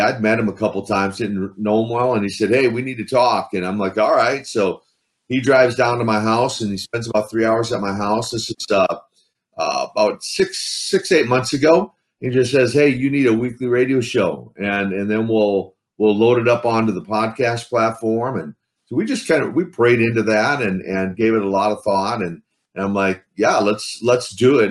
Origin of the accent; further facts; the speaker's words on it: Midwest, United States; I grew up in the Midwest, so uh, and that's the Midwest of the USA, not the Midwest of Russia